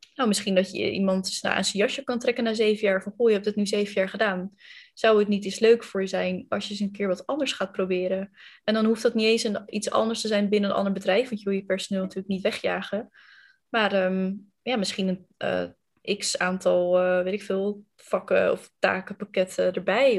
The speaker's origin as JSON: {"language": "Dutch", "region": "Randstad", "country": "Netherlands", "tie": "born or raised there", "accent": "western (Randstad)", "said": "Ik ehm, kom, het valt denk ik uit mijn accent ook al te horen, uit de, eh, het westen van het land, uit de Randstad. Ehm, en ik heb tot mijn achttiende bij mijn ouders gewoond."}